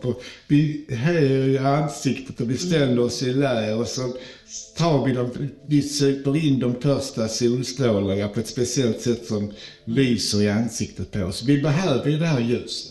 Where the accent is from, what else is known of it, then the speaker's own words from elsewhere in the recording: Skåne, Sweden; Jag är ju skåning